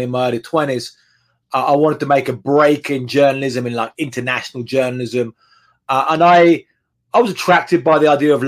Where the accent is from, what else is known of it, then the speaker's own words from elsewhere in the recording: England, United Kingdom; moved away as an adult; now in Mexico; growing up in England back in the 1980s and 1990s